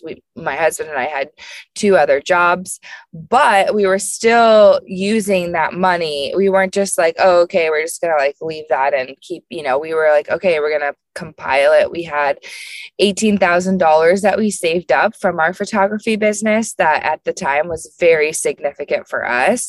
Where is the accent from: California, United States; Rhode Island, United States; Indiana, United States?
Indiana, United States; Indianapolis; I am from Indianapolis, so I'm a Midwest girl